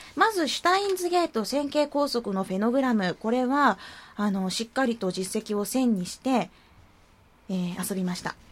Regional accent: Arao, Kumamoto, Japan; うちの地元じゃないですか。荒尾出身ですから

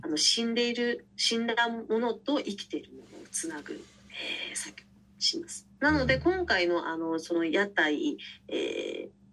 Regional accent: Busan, South Korea; Japanese is a second language; now in Japan; 実際私釜山の出身なんですけど、韓国の

